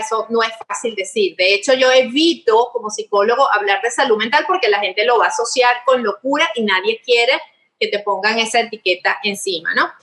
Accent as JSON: {"language": "Spanish", "country": "Venezuela", "said": "los venezolanos"}